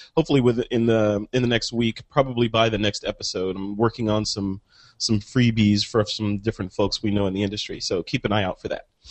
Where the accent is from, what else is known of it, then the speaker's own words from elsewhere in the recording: Illinois, United States; moved away; Illinois, my home state